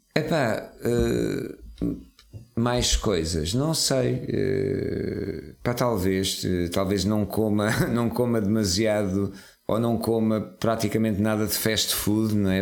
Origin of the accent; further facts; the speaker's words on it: Serra da Estrela, Centro, Portugal; nasci na, na Serra da Estrela